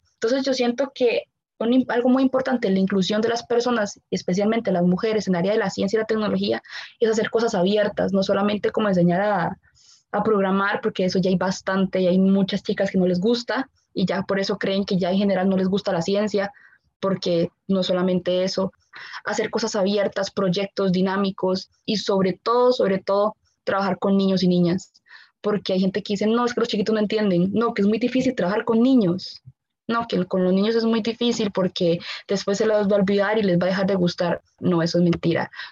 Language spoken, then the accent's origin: Spanish; Costa Rica; como ticos